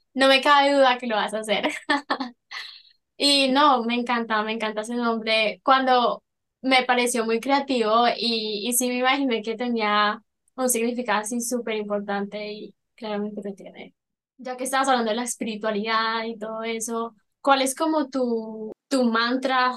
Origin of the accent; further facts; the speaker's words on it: Colombia; now in United States; yo soy de Colombia, Latinoamérica